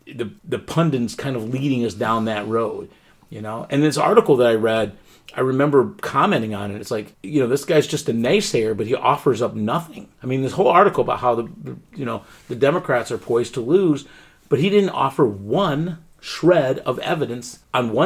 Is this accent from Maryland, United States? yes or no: no; Pennsylvania, United States; moved away; people from my home state, you know, my birthright state